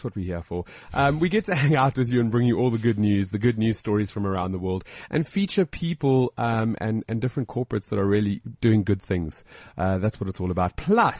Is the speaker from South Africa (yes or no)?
yes; South Africa; accent: South African; I think it's my South accent.